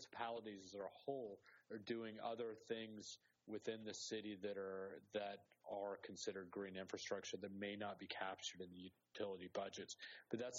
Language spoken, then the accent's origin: English; Charleston, South Carolina, United States; moved away; I'm from Charleston, South Carolina originally